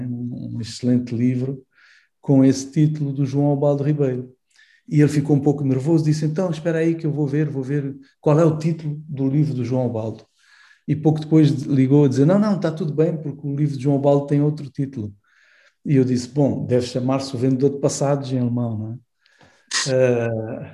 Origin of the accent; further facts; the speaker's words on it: Angola; eu cresci eh, em Angola